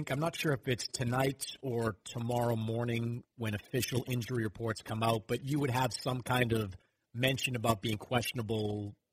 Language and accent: English; Boston, Massachusetts, United States; I mean I'm from Boston.